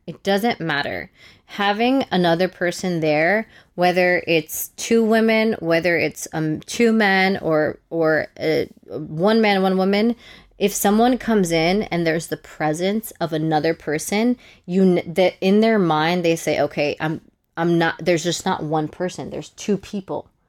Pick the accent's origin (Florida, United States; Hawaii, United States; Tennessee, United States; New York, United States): New York, United States; New York City; growing up in New York City, I went to high school